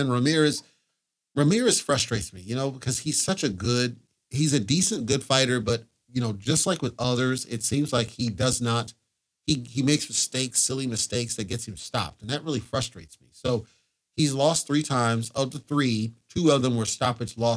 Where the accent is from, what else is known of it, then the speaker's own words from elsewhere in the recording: United States; as an American